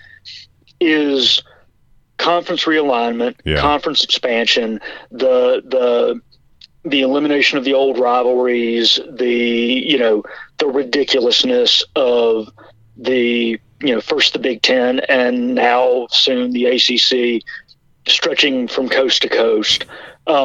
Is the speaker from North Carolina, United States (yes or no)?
yes; North Carolina, United States; my home state of North Carolina